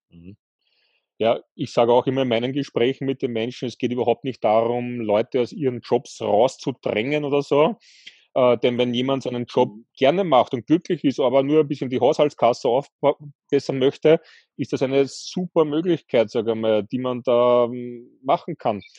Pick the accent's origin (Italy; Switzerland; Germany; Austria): Austria; bei uns in Österreich ist es üblich